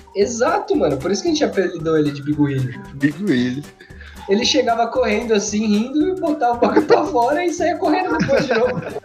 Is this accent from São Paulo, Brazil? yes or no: yes; Taubaté, São Paulo, Brazil; Taubaté tem várias coisas assim, meio zoada, bizarra, e eu nasci lá